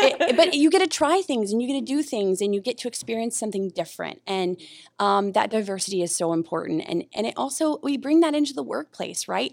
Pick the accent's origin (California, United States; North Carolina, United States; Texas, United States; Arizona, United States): North Carolina, United States; now in Oahu, United States; I'm from North Carolina originally